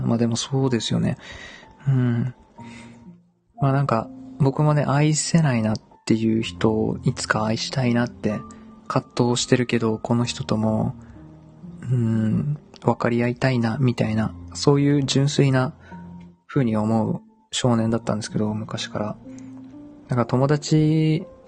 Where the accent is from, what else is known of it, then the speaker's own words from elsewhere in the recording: Dazaifu, Fukuoka, Japan; 僕は、出身がね、太宰府